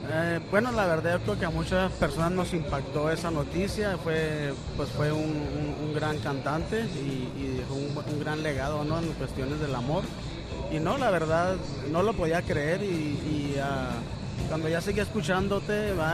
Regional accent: Chihuahua, Mexico; now in Phoenix, United States; Yo soy originario de Chihuahua, Chihuahua, México

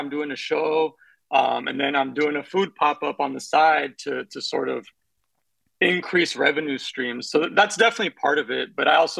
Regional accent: Bay Area, California, United States; moved away as an adult; I grew up in the Bay Area, you know, listening to Bay Area rap in the 90s, and my parents are Mexican immigrants

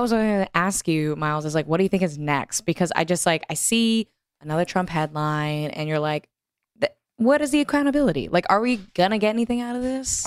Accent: Texas, United States; growing up in Texas

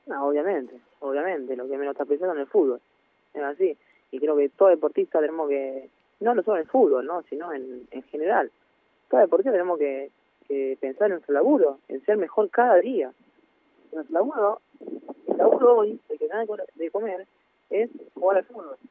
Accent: Argentina; now in Granada, Spain; soy Argentina

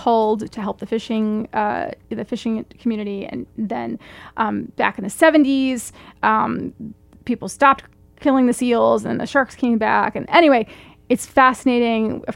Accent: East Coast, United States; I'm from the East Coast

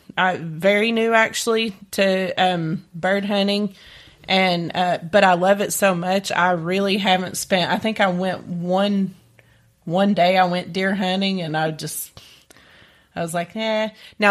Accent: East Tennessee, United States; I grew up in East Tennessee

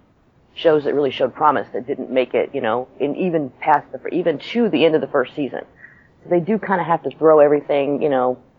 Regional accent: Texas, United States; I'm from Texas

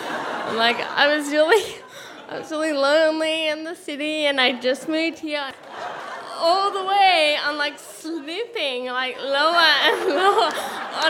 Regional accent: Australia; I'm Australian

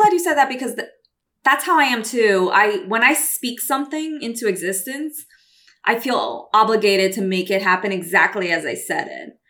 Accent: Brazil; also born or lived in New York City, United States; now in California, United States; I'm Brazilian.

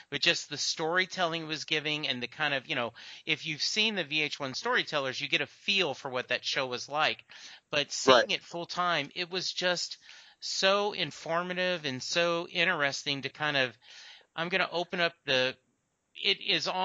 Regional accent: New Jersey, United States; It's like I'm from Jersey, right?

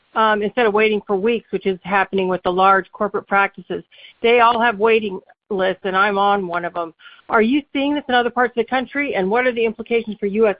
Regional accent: Princeton, New Jersey, United States; I grew up in Princeton, New Jersey.

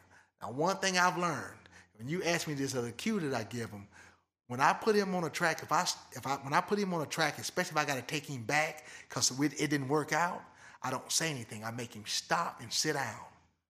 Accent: Michigan, United States; now in Lebanon; I grew up in Michigan

